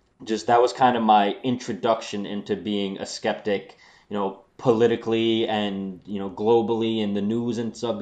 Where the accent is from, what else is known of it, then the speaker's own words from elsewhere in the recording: New York, United States; I'm from New York. I live right by the city, not far